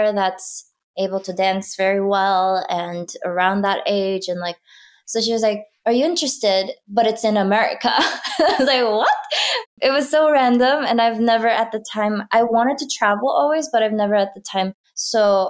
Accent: South Korea; I grew up in Korea in a small town

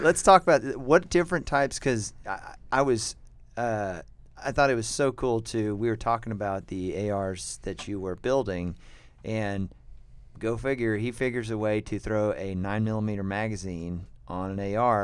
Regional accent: United States; we're American

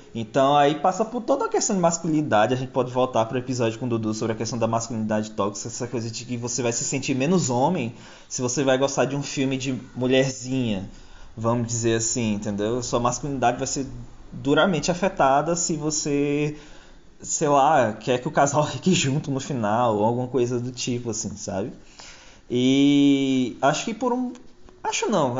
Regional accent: Bahia, Brazil; also born or lived in São Paulo; nasci em São Paulo, cresci na Bahia.

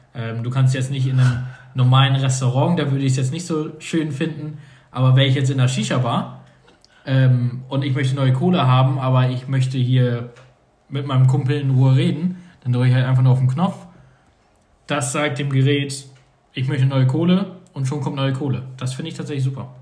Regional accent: North Sea coast, Northern Germany, Germany; now in southern Germany; da wo ich herkomme, wie ich von der Nordsee aus einem eher Dorf

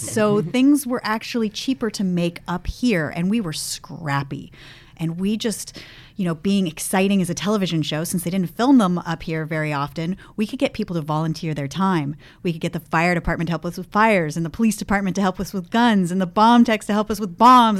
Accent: Los Gatos, California, United States; moved away as an adult; now in San Francisco, United States; I grew up in Las Gatas

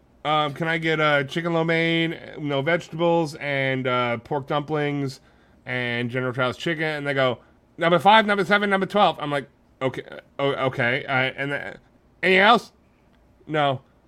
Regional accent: New Milford, United States; I used to go to Dairy Queen in the town I grew up in New Milford, constantly

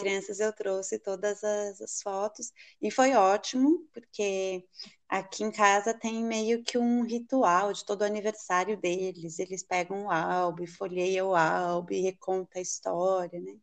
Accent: Brazil; moved away; quando saímos do Brasil

